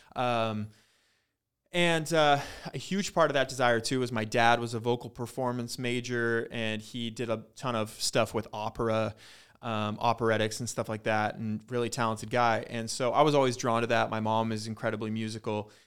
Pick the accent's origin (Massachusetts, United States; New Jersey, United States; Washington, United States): Washington, United States; Ellensburg; growing up in Ellensburg, and it's a really tiny town